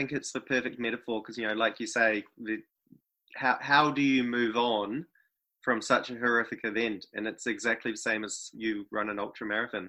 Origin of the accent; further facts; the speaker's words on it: New Zealand; as a Kiwi, having done a couple of other ultra marathons here in New Zealand now